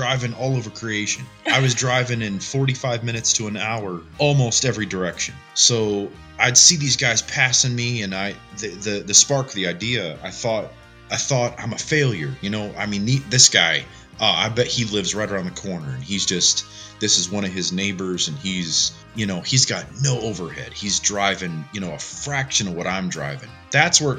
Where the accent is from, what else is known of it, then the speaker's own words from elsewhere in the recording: Northeast Ohio, United States; I'm just an Ohio boy. I grew up in Northeast Ohio